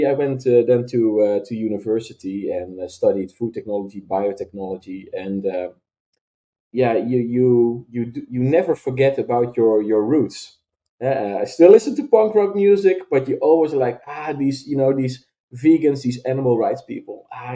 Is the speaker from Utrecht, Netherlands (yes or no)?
yes; Veenendaal, Utrecht, Netherlands; I came from a bit more conservative Christian town near Wageningen, where we are now founded, which is called Veenendaal